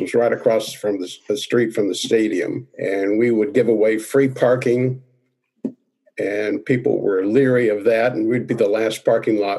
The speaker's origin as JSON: {"language": "English", "region": "Oklahoma", "country": "United States", "tie": "born or raised there", "said": "I was raised in Oklahoma, went"}